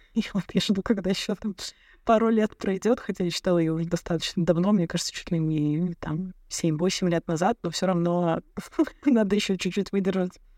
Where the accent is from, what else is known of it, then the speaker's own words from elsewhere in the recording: Tolyatti, Samara Oblast, Russia; moved away; also born or lived in United States; в Академии управления Щедровицкого в Тольятти, откуда я родом